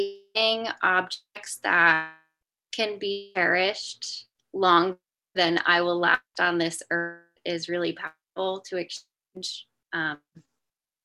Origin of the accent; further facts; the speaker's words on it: Johnston, United States; I grew up in Johnston and have my studio still nestled here on my parents' farm